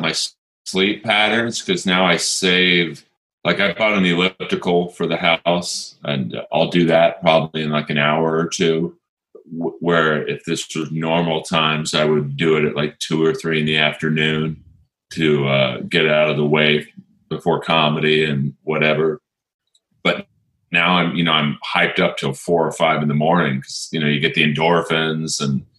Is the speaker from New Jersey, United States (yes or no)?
no; Los Angeles, California, United States; Yeah. I grew up in Bel Air.